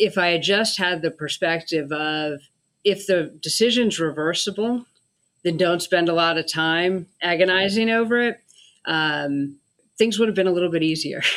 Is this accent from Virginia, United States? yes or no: yes; Northern Virginia, United States; moved away as an adult; also born or lived in North of San Francisco Bay Area, California; I grew up in the Northern Virginia area.